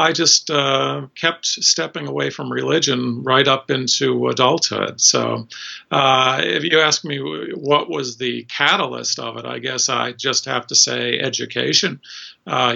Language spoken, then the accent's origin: English; suburban Boston, Massachusetts, United States; I grew up in Massachusetts, suburban Boston, in a Catholic household